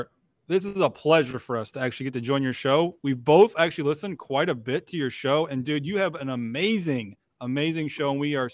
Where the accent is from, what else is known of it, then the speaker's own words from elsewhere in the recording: Indiana, United States; Me and …, for anyone that doesn't know, we're from Indiana.